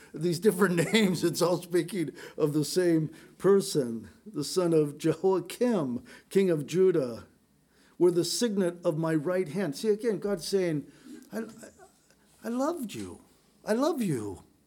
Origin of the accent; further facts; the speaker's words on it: San Diego, California, United States; growing up in San Diego